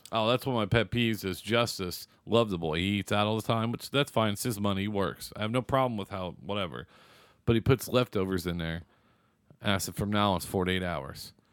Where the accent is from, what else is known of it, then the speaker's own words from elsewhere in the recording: Seymour, Indiana, United States; that's from my hometown